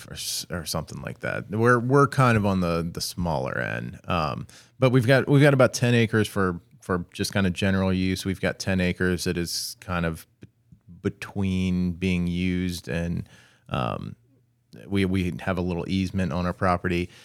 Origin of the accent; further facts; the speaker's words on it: Maryland, United States; growing up in Maryland